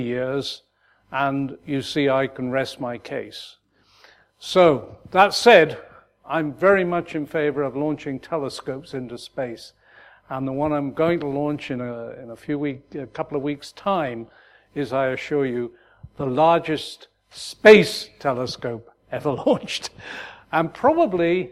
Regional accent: United Kingdom; moved away as an adult; back in my home country

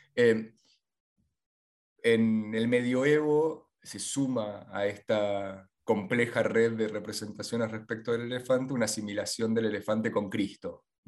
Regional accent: Buenos Aires, Argentina; tanto de niño acá en Buenos Aires

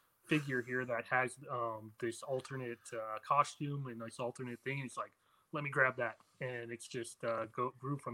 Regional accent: Lucerne Valley, California, United States; I grew up in Lucerne Valley, which is a little small town.

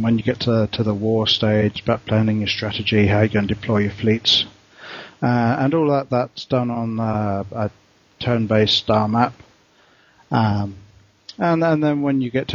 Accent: England, United Kingdom; also born or lived in Australia; now in Bangkok, Thailand; I'm English

